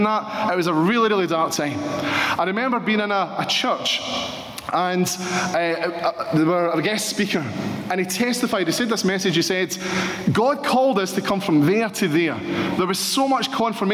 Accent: Paisley, Scotland, United Kingdom; I'm from Paisley

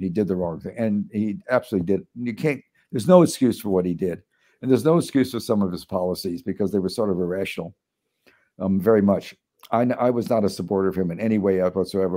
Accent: Chicago, Illinois, United States; moved away; growing up in Chicago

